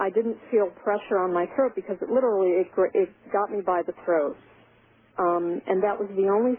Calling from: Syracuse, New York, United States; from Syracuse, New York.

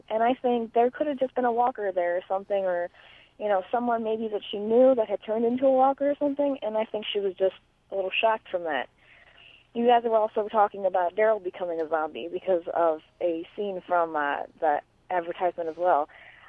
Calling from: Ohio, United States; from Ohio, and I was listening to number 84

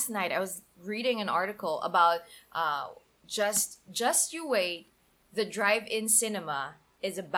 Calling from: Bacolod, Western Visayas, Philippines; Hey Joyce and Aaron … I'm a fan from Bacolod.

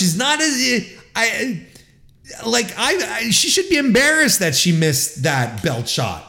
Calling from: Canada; my hometown of Toronto, Ontario, Canada.

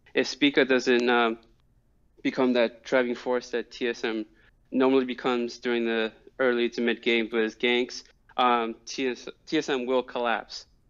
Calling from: New Rochelle, New York, United States; I'm calling from New Rochelle, New York

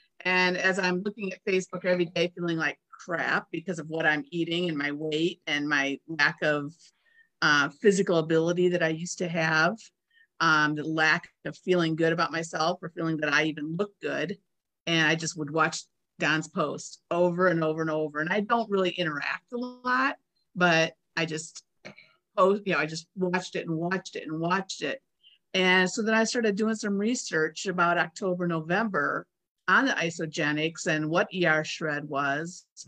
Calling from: Maize, Kansas, United States; I'm in Mays, which is a suburb of Wichita, Kansas.

